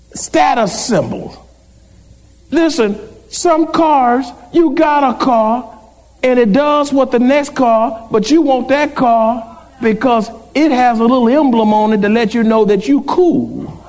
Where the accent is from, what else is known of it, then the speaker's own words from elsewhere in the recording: San Antonio, Texas, United States; I said, San Antonio